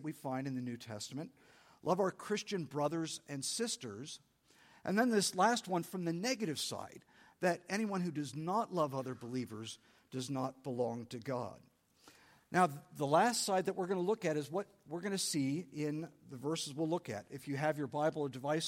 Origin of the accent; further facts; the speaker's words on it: San Diego, California, United States; I'm from San Diego. I grew up loving Mexican food